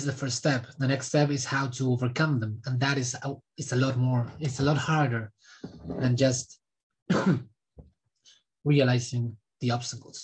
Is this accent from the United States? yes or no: no; Argentina; I was born in Argentina